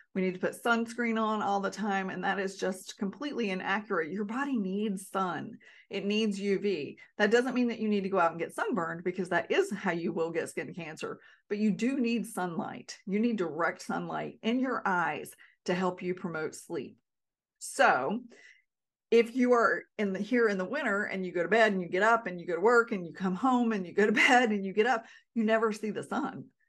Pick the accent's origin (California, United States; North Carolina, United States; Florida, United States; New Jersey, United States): North Carolina, United States; now in Alaska, United States; I'm born and raised in North Carolina